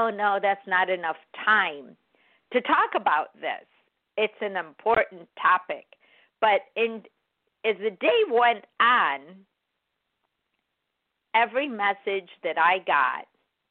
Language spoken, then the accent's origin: English; Chicago, Illinois, United States; moved away; I'm from Chicago